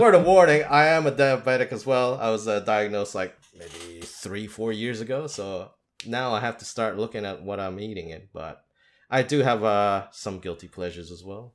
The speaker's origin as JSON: {"language": "English", "country": "Philippines", "tie": "born or raised there", "also_born_or_lived": "Australia", "first_language": "English", "moved": "as an adult", "said": "I was born and raised in the Philippines"}